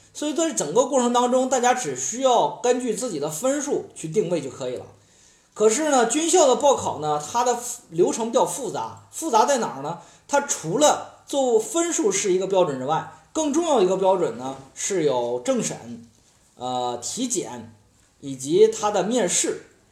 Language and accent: Chinese; Henan, China; 我们河南的同学